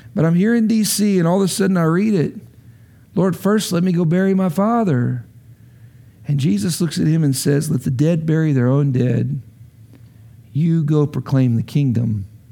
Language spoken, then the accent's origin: English; Lubbock, Texas, United States; moved away as an adult; now in Washington, D.C., United States; I grew up in Lubbock.